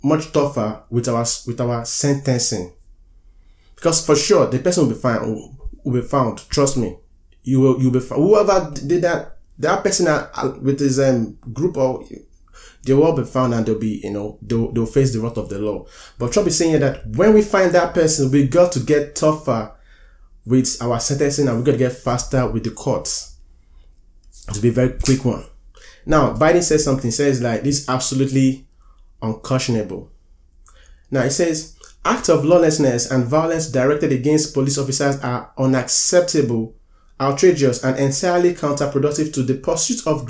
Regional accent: United States; I'm an American.

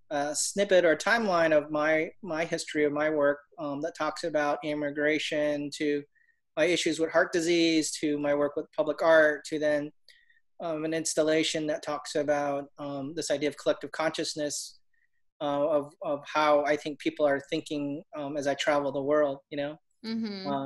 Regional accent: Orlando, Florida, United States; And um, I'm from Orlando. I live out here by Lake Nona I've uh, been here for about 15, 20 years

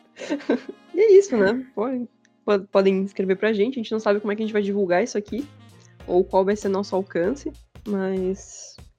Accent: Santa Catarina, Brazil; accent: manezinho; A gente tem todo mundo um sotaque meio, meio manezinho também.

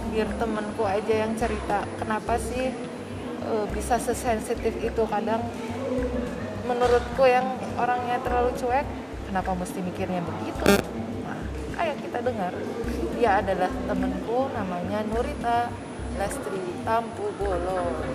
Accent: West Java, Indonesia; aku orang Sunda Sunda Tulen

